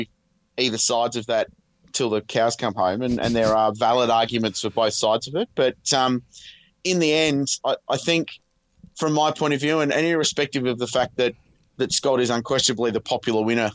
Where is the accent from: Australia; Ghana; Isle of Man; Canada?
Australia; as an Australian